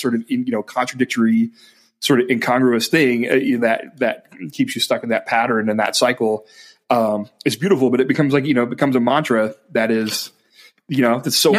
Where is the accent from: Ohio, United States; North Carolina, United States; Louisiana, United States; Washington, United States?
Ohio, United States; moved away; And I'm from Ohio.